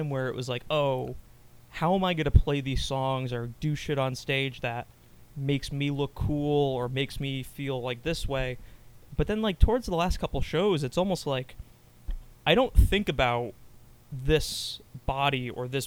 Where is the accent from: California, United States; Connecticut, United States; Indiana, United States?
Connecticut, United States; Sandy Hook; my hometown is Sandy Hook, Connecticut